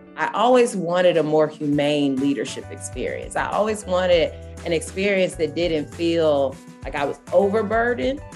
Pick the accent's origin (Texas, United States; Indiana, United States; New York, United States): Texas, United States; Dallas; I really started growing up in Dallas, Texas